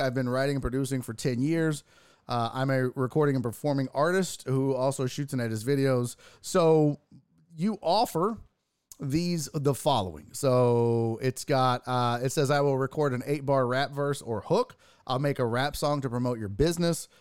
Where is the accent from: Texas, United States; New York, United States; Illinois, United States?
Texas, United States; Houston; born and raised in Houston